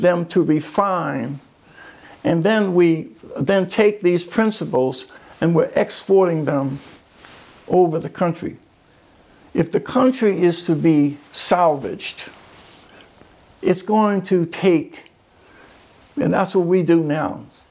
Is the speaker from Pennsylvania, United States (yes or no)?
yes; Philadelphia, Pennsylvania, United States; in my hometown of Philadelphia, Pennsylvania